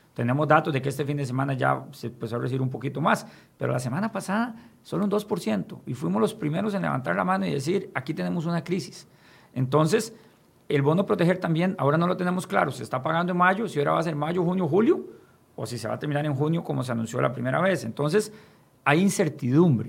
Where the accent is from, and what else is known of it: Costa Rica